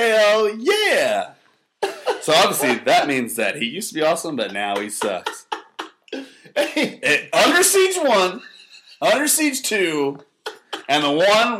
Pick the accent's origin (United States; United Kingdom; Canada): Canada; I'm Canadian.